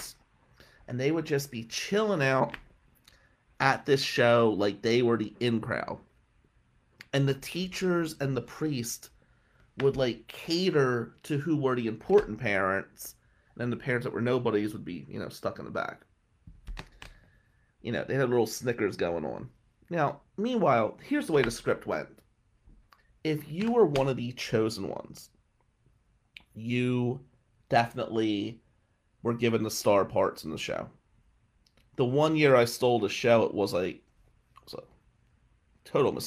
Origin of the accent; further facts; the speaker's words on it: Atlantic City, New Jersey, United States; we were Italians from Atlantic City.